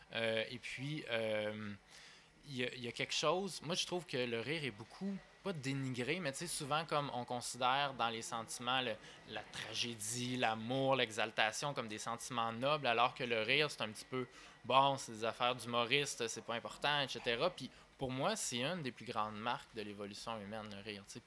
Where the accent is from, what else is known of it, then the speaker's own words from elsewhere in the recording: Sherbrooke, Quebec, Canada; also born or lived in Victoriaville, Quebec; moi, je suis natif de Victoriaville, dans les Bois-Francs. Puis à 10 ans